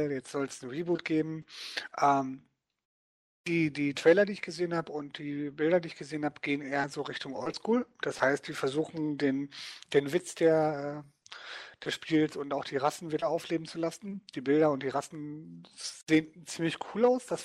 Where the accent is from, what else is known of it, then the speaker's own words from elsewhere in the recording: Dortmund, North Rhine-Westphalia, Germany; eine Gruppe von Leuten hier in meiner Heimatstadt Dortmund, die sich dann getroffen haben